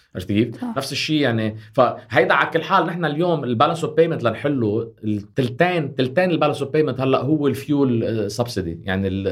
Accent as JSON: {"language": "Arabic", "country": "Lebanon", "said": "نحن كلبنانيين"}